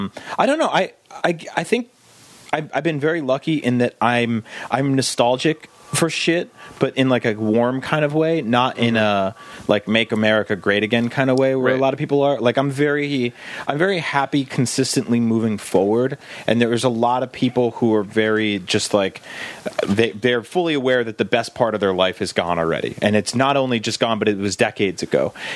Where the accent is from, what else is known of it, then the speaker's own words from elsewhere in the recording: East Coast, United States; now in Los Angeles, United States; growing up in the East Coast.